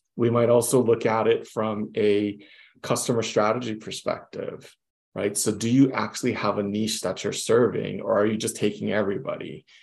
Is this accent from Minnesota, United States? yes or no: no; Hawaii, United States; also born or lived in Las Vegas / Houston / San Francisco; I'm from Hawaii, born mm-hmm. and raised in Hawaii